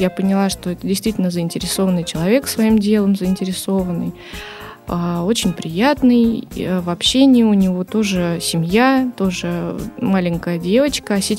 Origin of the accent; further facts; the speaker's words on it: Saint Petersburg, Russia; Сказала, что я из Санкт-Петербурга и хочу с вами работать.